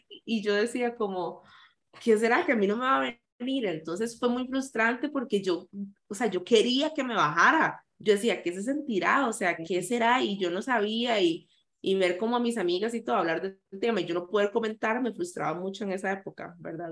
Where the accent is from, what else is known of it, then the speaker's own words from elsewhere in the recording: San José, Costa Rica; yo nací en San José, eh, la mayoría de la gente cree que nací en Limón